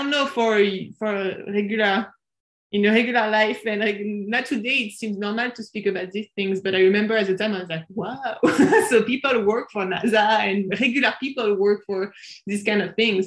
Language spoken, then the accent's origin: English; suburbs of Paris, Île-de-France, France; moved away as an adult; also born or lived in Japan; I'm from France. I was born in the suburbs of Paris, and I grew up in the suburbs of Paris